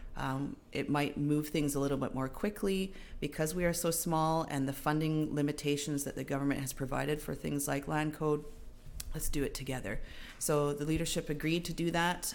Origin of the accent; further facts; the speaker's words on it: Seabird Island First Nation, British Columbia, Canada; I'm from Seabird Island um, First Nation, born and raised